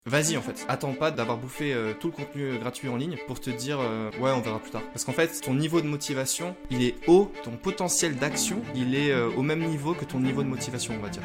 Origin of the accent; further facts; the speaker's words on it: Lille, Hauts-de-France, France; je viens de Lille et je travaille dans le e-commerce depuis 6 ans.